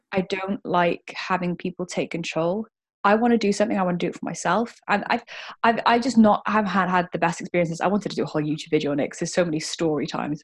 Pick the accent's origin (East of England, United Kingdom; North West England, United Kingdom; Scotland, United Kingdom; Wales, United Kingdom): Wales, United Kingdom; Cardiff; I am born and bred in Cardiff, so I'm a Welsh one.